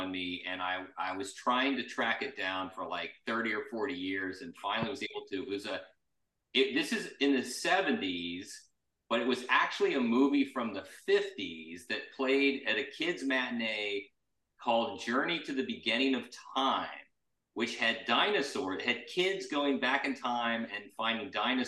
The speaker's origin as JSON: {"language": "English", "town": "Cincinnati", "region": "Ohio", "country": "United States", "tie": "born or raised there", "also_born_or_lived": "New York / Los Angeles", "moved": "as an adult"}